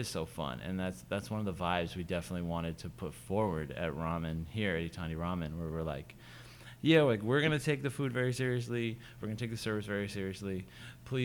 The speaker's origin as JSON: {"language": "English", "town": "Vacaville", "region": "California", "country": "United States", "tie": "born or raised there", "also_born_or_lived": "San Luis Obispo / Japan / New York", "moved": "as an adult", "lives_now": "Oakland, United States", "said": "I grew up in Vacaville, okay. So towards Sacramento"}